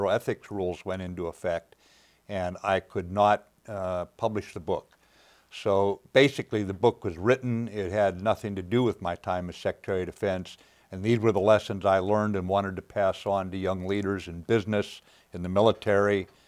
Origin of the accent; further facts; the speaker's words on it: Pacific Northwest, United States; To me, it was a great place to grow up, a great time to grow up, and I thoroughly enjoyed growing up in the Pacific Northwest with all it had to offer, yes.